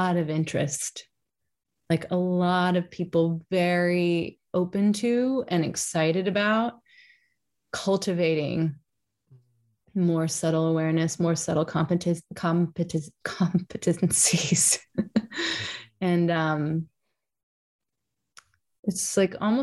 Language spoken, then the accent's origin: English; Kentucky, United States; I'm from Kentucky